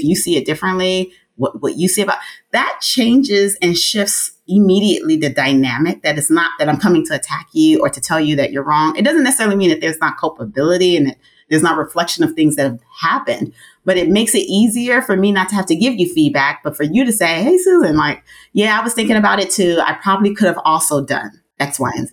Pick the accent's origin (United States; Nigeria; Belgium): Nigeria; I'm Nigerian.